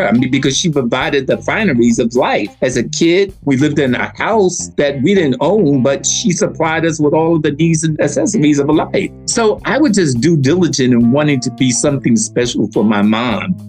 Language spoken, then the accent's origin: English; United States; moved away as an adult; I'm from America